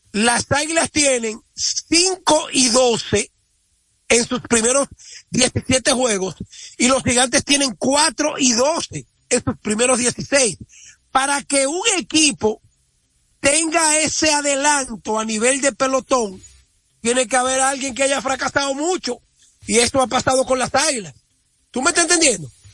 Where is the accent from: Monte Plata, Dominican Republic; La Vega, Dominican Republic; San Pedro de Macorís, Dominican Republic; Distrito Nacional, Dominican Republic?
La Vega, Dominican Republic; nosotros los veganos